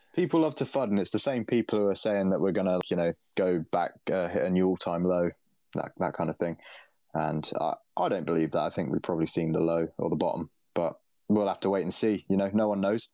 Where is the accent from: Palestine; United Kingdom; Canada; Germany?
United Kingdom; as a Brit